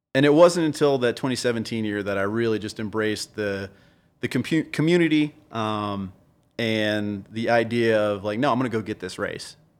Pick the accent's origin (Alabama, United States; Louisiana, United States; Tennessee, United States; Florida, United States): Louisiana, United States; New Orleans; Colin and I have been friends for over 30 years. We grew up together in New Orleans